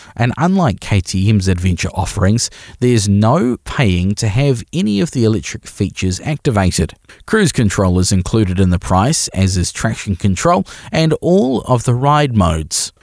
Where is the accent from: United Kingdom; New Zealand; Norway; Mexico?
New Zealand